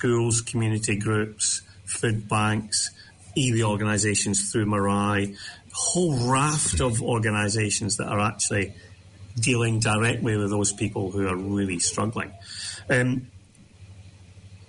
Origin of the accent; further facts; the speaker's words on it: Scotland, United Kingdom; I grew up in Scotland in the kind of the late 60s, early 70s